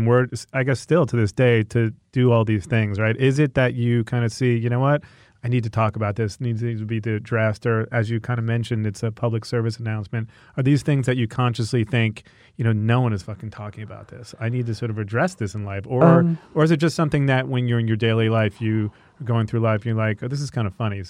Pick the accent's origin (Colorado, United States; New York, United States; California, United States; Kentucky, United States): New York, United States; New York City; I'm from New York, so I know there's always shit in the way.